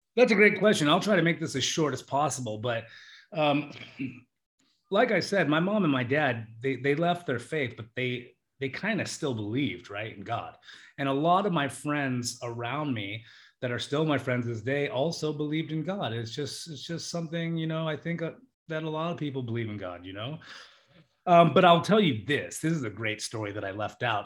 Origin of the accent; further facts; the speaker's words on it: United States; We come from the United States